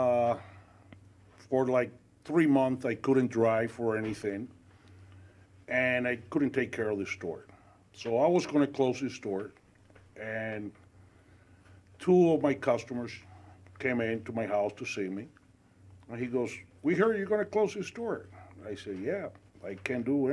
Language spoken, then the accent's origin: English; Cuba; also born or lived in Spain / Venezuela / Elmhurst, United States; now in United States; I was born and raised in Cuba. We left Cuba in 1970. Went to Spain.